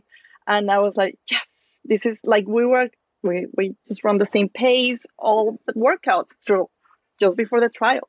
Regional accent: Torreón, Coahuila, Mexico; English is a second language; moved away as an adult; also born or lived in Princeton, New Jersey; now in New York, United States; I ran my first marathon in my hometown. So I am from Torreon in Mexico

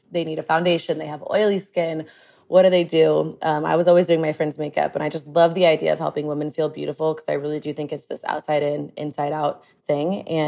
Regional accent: Austin, Texas, United States; But I grew up in Austin. And when I grew up in Austin back in the day, there was not a lot of diversity here. I'm Lebanese and I was pretty much the diversity

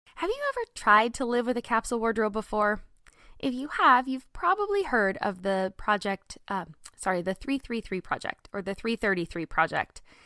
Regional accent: Southern California, United States; moved away as an adult; also born or lived in Texas / Midwest; I grew up in Southern California

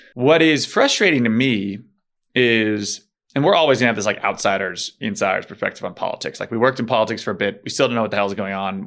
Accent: United States; as an American

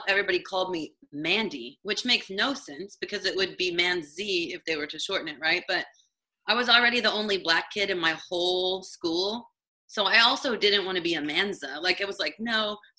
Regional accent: Indiana, United States; moved away as an adult; now in Los Angeles, United States; I'm from the Midwest. I'm from Indiana, a really, really tiny town in Indiana.

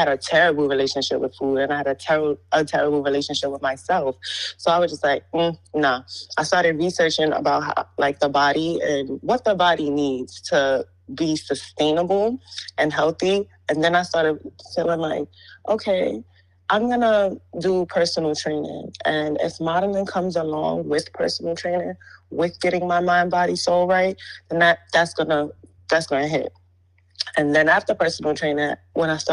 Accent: New York City, New York, United States; I'm from Brooklyn, New York

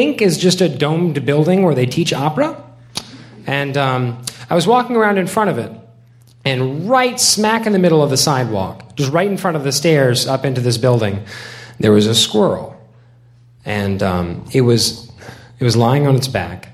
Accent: the South, United States; moved away as an adult; also born or lived in Illinois; I'm from the South

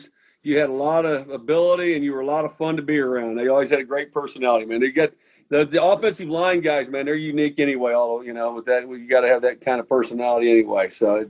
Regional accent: Midwest, United States; Me growing up in the Midwest, Ohio State's one of the all-time great top two or three programs in the history of college football.

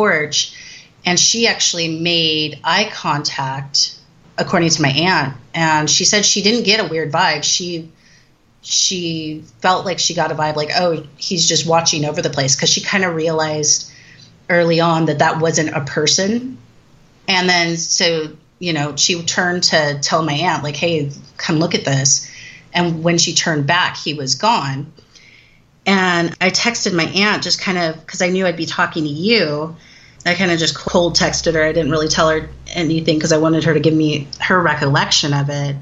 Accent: Southern California, United States; I'm from Southern California

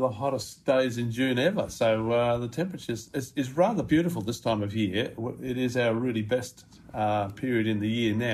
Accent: Sydney, New South Wales, Australia; born there; I was born in Sydney, but I think I lost my uh, my southern resistance uh, living up here so long.

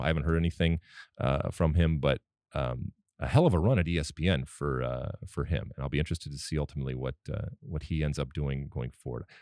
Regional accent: United States; I'm American

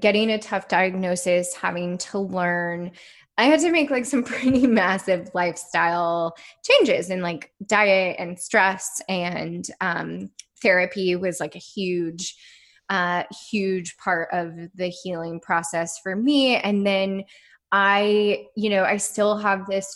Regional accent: Midwest, United States; I grew up in the Midwest

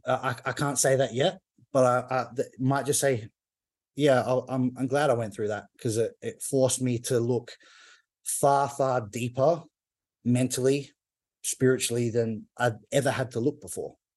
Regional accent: Perth, Western Australia, Australia; Perth, which is my hometown in Australia.

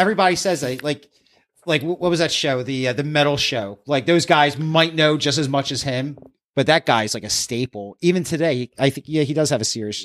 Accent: East Coast, United States; we're from the East

